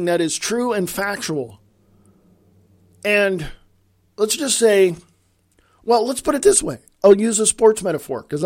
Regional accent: United States; I'm an American.

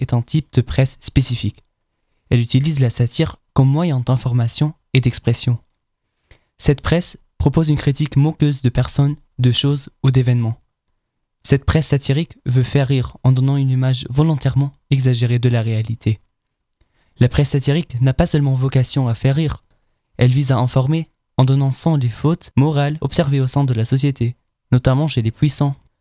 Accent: Germany; En tant qu'Allemand

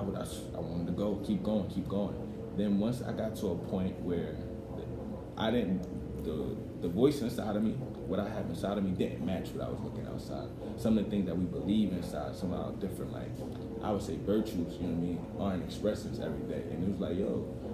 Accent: New York City, New York, United States; now in Pennsylvania, United States; I was born in Staten Island, I moved to Pennsylvania, and now right now I'm about to move down to Georgia

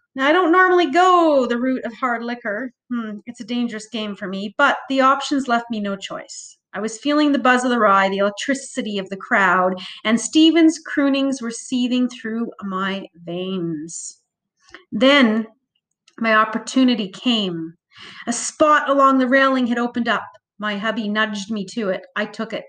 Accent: Calgary, Alberta, Canada; I grew up in Calgary, thus, Stampede seethes through my blood

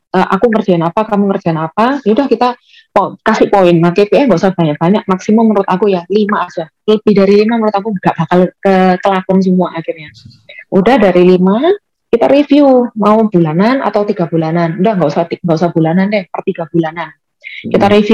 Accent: Malang, East Java, Indonesia; Aku kan bukan uh, bukan berdomisili di Jakarta. Aku asli orang Malang dan keluargaku juga di Malang, kehidupanku juga di Malang.

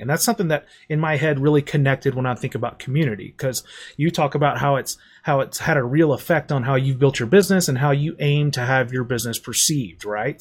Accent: St. Louis, Missouri, United States; I'm from Saint Louis

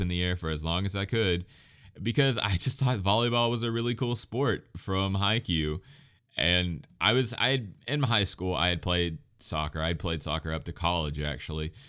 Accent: United States; as an American

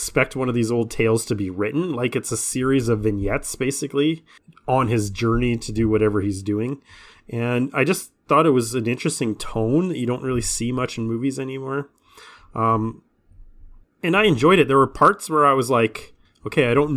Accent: Canada; I'm Canadian

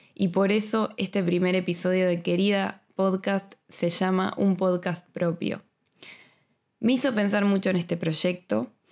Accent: Buenos Aires, Argentina; moved away as an adult; now in Madrid, Spain; soy argentina y viví en Buenos Aires toda mi vida hasta que me vine a Madrid hace dos años

